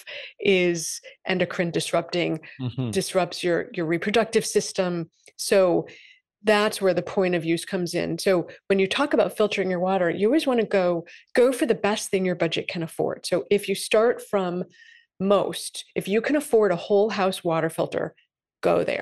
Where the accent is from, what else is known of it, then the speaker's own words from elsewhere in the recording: Massachusetts, United States; I'm from Massachusetts